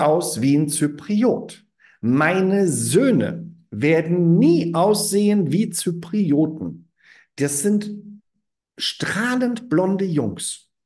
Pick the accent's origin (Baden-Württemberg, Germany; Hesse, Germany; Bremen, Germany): Hesse, Germany; small town near Frankfurt am Main; moved away as an adult; now in Argaka, Cyprus; ich komme aus Deutschland, dann, ah, Deutschland, ah, wo denn genau? Ja, Frankfurt am Main in der Nähe, in der Kleinstadt.